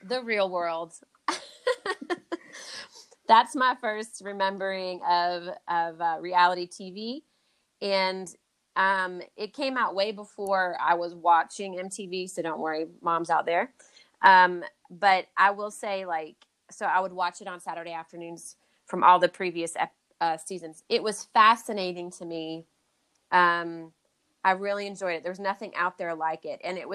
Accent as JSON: {"language": "English", "country": "United States", "said": "as an American"}